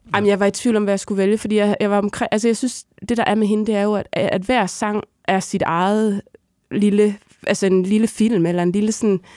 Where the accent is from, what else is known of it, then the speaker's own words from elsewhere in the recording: Hadsund, North Denmark Region, Denmark; moved away; hjemme i Hadsund